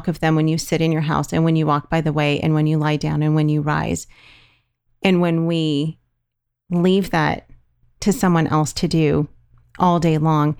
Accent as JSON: {"language": "English", "region": "California", "country": "United States", "said": "we're from California"}